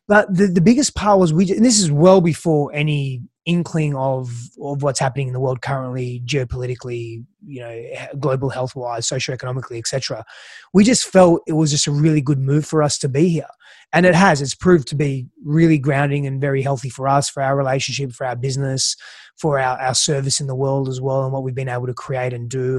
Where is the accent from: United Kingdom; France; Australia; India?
Australia; also born or lived in Greece; I was born in Australia, but then lived in Greece for the first few years of my life. Uh, my father's Greek, mother's Italian. And, and spent, um, you know, came back to Australia when, when I was about, I think, five, five and a bit